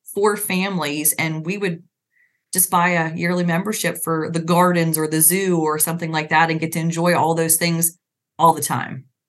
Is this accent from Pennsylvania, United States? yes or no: yes; Pennsylvania, United States; moved away as an adult; also born or lived in Virginia; we're in pennsylvania now